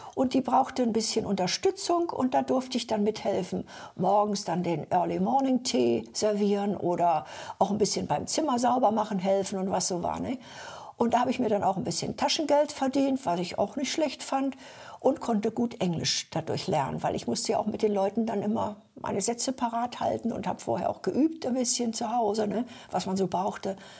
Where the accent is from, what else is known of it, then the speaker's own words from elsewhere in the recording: Sehnde, Lower Saxony, Germany; also born or lived in Upper Silesia / former East Germany; dann bin ich da eben groß geworden und bin dann auch mit sechs Jahren da zur Schule gekommen